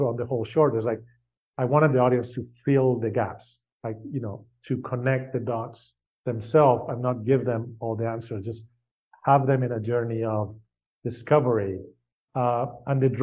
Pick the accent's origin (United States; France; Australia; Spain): Spain; I grew up in Spain